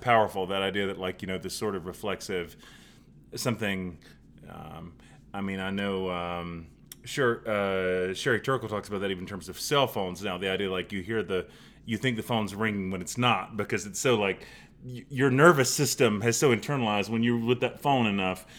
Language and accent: English; Charlotte, North Carolina, United States; growing up in West Charlotte